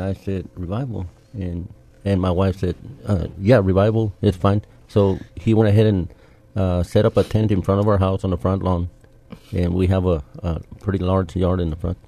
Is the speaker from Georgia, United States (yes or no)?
no; San Antonio, Texas, United States; I was born and raised here in San Antonio